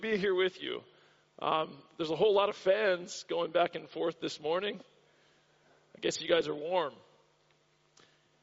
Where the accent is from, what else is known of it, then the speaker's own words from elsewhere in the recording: Florida, United States; now in Australia; I grew up in the state of Florida in the United States